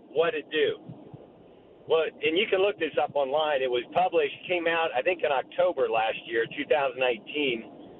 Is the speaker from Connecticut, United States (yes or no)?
no; Dayton, Ohio, United States; I'm from Dayton, Ohio, and there's a study that came out from Wright-Patt Air Force Base.